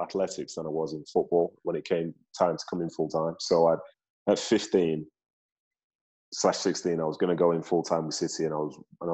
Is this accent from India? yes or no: no; Manchester, North West England, United Kingdom; moved away as an adult; also born or lived in Nigeria / London; now in United States; Manchester feels like home, and so does Nigeria, because that's ultimately where my parents are from. That's where I was born.